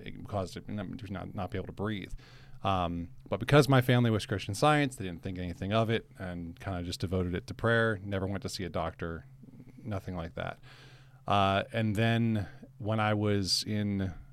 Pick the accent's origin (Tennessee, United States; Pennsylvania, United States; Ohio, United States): Pennsylvania, United States; Jersey Shore; also born or lived in Washington, D.C. area; I grew up in Jersey Shore, Pennsylvania